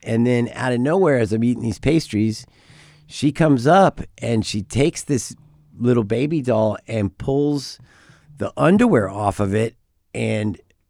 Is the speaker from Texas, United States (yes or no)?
yes; Texas, United States; You know, I was from Texas, you know, being from mm-hmm. Texas.